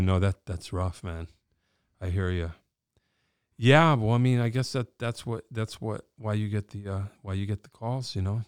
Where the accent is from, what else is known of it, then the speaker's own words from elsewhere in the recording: Wallingford, Connecticut, United States; I'm a dude from Wallingford